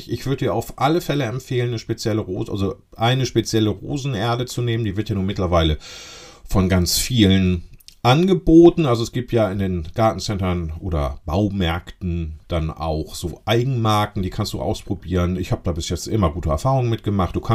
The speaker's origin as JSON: {"language": "German", "region": "Lower Saxony", "country": "Germany", "said": "so hießen die bei uns in Ostfriesland, Pülschepott."}